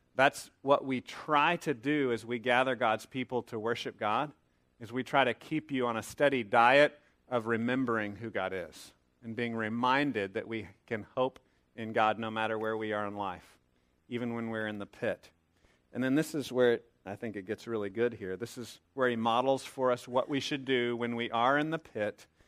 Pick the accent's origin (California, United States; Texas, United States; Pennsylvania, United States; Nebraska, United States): Texas, United States; a young man growing up in Texas